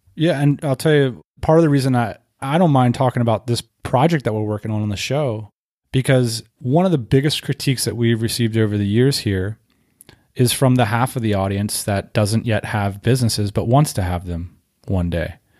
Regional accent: Northeast, United States; moved away as an adult; also born or lived in Southeast (US) / West Coast (US); I grew up in the Northeast

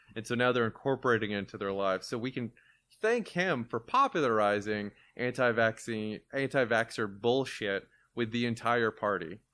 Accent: Florida, United States; I grew up in Florida, I'm thirty-two

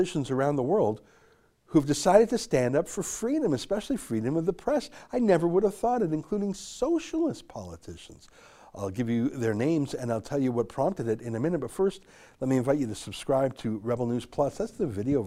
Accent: Canada; I love Canada and it's my home. My great grandparents came here in 1903 before Alberta was even officially a province

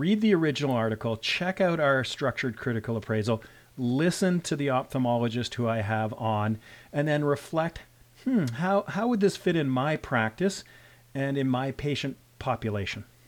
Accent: Canada; I'm a Canadian physician. I'm also a rural physician.

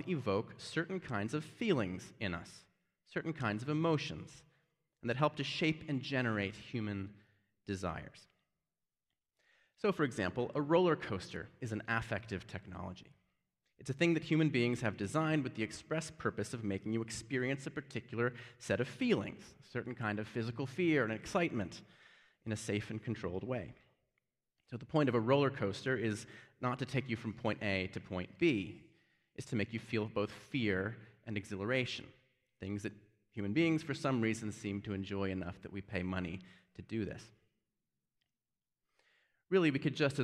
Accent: Birmingham, Alabama, United States; moved away; in Birmingham, which I consider my hometown, although I haven't lived here in some time

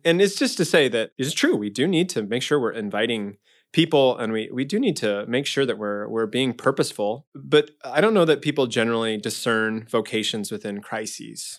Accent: Omaha, Nebraska, United States; I grew up in Omaha, uh, in Saint Margaret Mary Parish

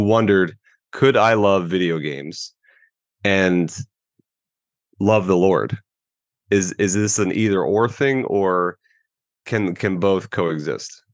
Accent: Tampa Bay area, Florida, United States; I am a Florida man, born and raised in the Tampa Bay area.

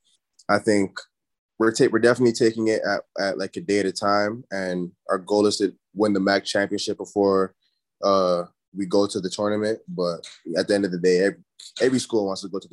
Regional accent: Brampton, Ontario, Canada; moved away as an adult; also born or lived in Toronto; now in Toledo, United States; I'm from Brampton, but, you know, Brampton's close to Toronto.

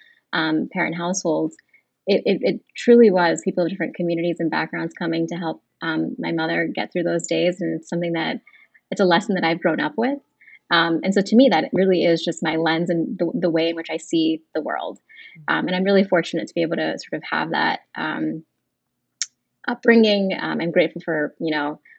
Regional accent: Monroeville, Pennsylvania, United States; also born or lived in Edgewood, Pennsylvania; I was born in the States and grew up in Monroeville

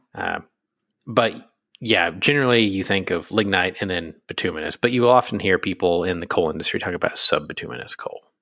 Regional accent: Pennsylvania, United States; I'm from Pennsylvania.

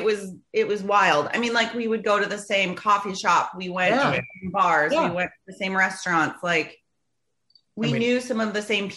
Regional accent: Phoenix, Arizona, United States; moved away as an adult; also born or lived in Clinton, Iowa; now in Seattle, United States; I've been here for almost 17 years now, but I grew up in Phoenix, Arizona. Yes. My family still lives there.

